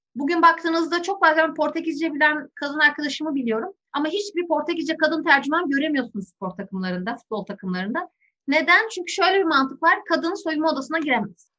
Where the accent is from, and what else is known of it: Turkey